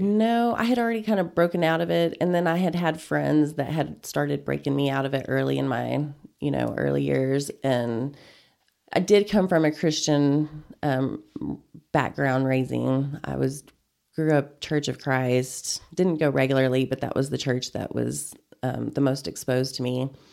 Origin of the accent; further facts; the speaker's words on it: Panhandle, Texas, United States; moved away as an adult; also born or lived in Denton, Texas / Austin, Texas; now in Amarillo, United States; I grew up in Panhandle. It's about thirty miles from here. Went preschool through graduation over there